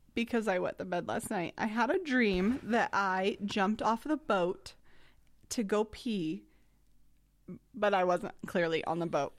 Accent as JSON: {"language": "English", "region": "Idaho", "country": "United States", "said": "I'm from Idaho"}